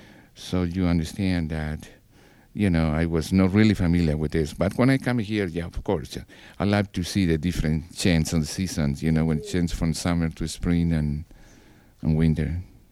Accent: Peru; moved away as an adult; now in Pittsburgh, United States; I'm from Peru. I'm born in 1946.

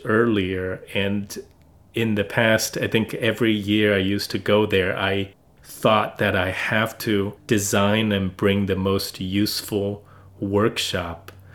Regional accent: China; now in United States; China, my home country

